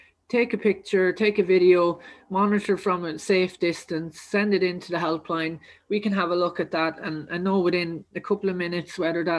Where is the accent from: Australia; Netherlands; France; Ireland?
Ireland; County Kildare, Leinster; I'm actually from Kildare. So just outside Munstrevan there, a lovely place called Umras.